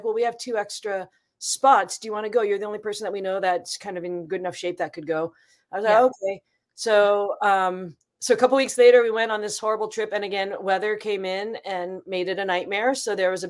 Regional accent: Seattle, Washington, United States; I grew up in Seattle

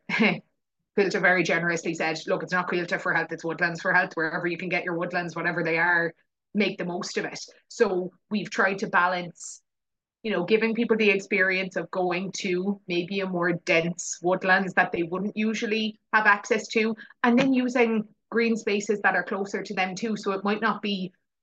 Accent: West Cork, Munster, Ireland; also born or lived in England; I grew up in West Cork. Like I'm at the very, very bottom tip of the most southwesterly corner

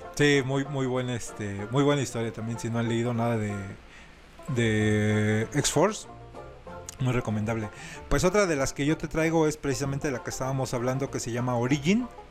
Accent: Mexico

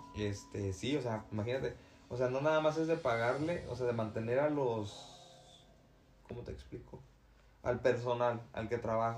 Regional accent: Tamaulipas, Mexico; allá de donde yo soy, de Tamaulipas

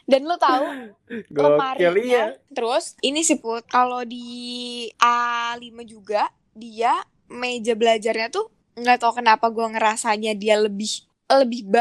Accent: Banyuwangi, East Java, Indonesia; jadi hitungannya tuh di di satu kamar tuh kan ada empat ya gue dari Banyuwangi temen gue dari Jakarta

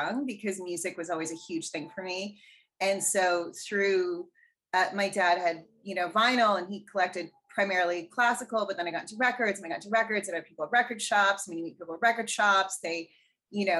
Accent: Canada; I'm Canadian

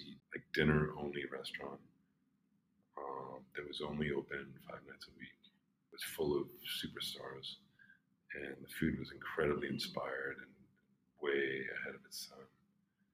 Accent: Belmont, Massachusetts, United States; moved away as an adult; also born or lived in Cambridge, Massachusetts / Boston; now in New York, United States; I'm from Cambridge, Massachusetts, a small town next door called Belmont. And I spent my formative years skating and causing trouble in Harvard Square

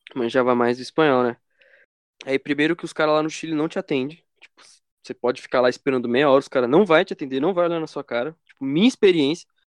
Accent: Brazil; como todo bom brasileiro

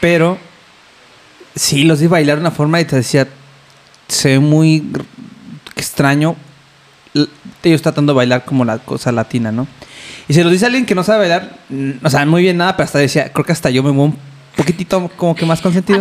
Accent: Mexico City, Mexico

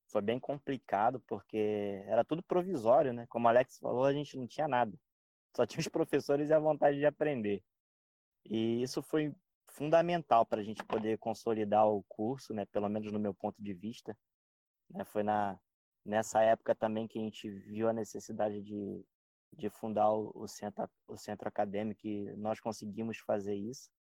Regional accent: Rio de Janeiro, Brazil; moved away as an adult; also born or lived in Baixada Santista; now in Santos, Brazil; eu morava no Rio de Janeiro, sou carioca

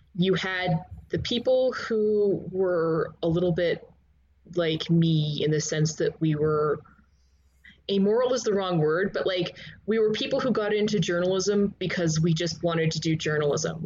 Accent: Canada; I grew up in Canada

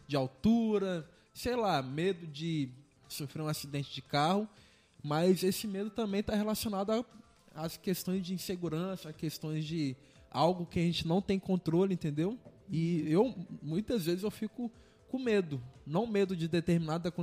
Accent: São Mateus, Espírito Santo, Brazil; moved away as an adult; now in Linhares, Brazil; eu sou de São Mateus. Terra boa

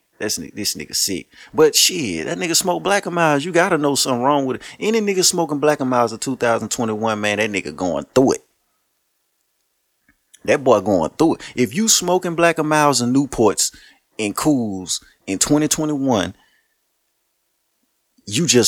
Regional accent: Shreveport, Louisiana, United States; I'm from Shreveport

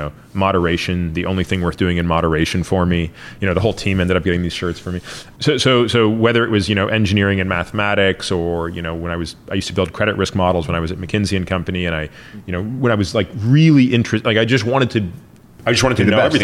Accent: Toronto, Ontario, Canada; moved away; also born or lived in Stanford; I grew up in Toronto

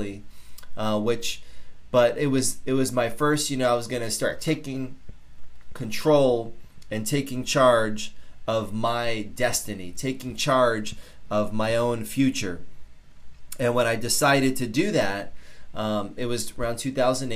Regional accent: Norwalk, Connecticut, United States; I grew up in South Norwalk in Connecticut

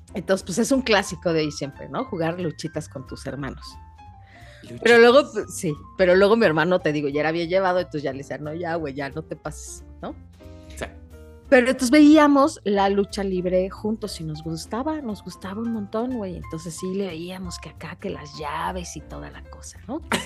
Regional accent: Mexico City, Mexico; siendo mexicanos y chilangos

